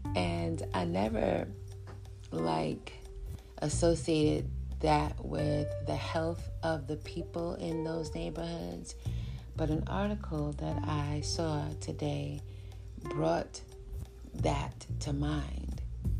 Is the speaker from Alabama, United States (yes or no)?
no; New York City, New York, United States; I'm from New York City.